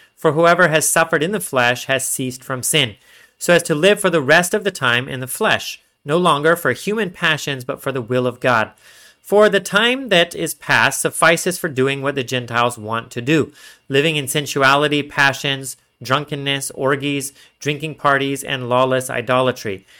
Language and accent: English; Texas, United States; I'm from Texas